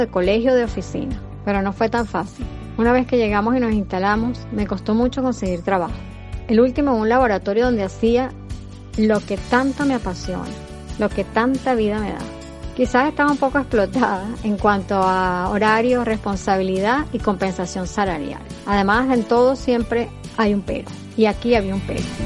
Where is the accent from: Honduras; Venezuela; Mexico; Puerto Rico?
Venezuela; moved away as an adult; also born or lived in Spain; now in United States; Como venezolanos